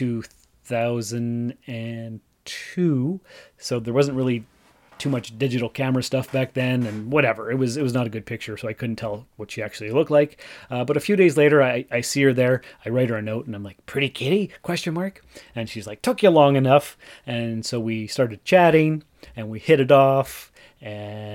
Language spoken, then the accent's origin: English; Sault Ste. Marie, Ontario, Canada; moved away as an adult; also born or lived in North Bay / Timmins; I was born and raised in Sault Ste. Marie, and went to college, university, whatever, in North Bay